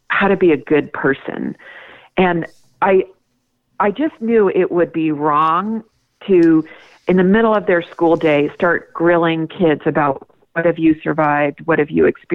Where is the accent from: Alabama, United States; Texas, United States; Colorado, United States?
Colorado, United States; here in my home state of Colorado